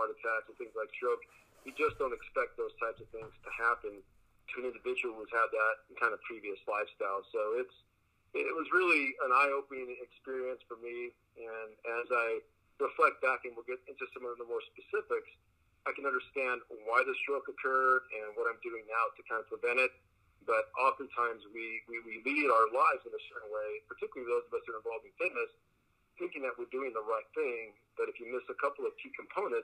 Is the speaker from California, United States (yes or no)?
yes; Los Angeles, California, United States; first language Spanish; English is a second language; also born or lived in Culver City / Costa Rica; I grew up in the San Fernando Valley. I've been out here all of my life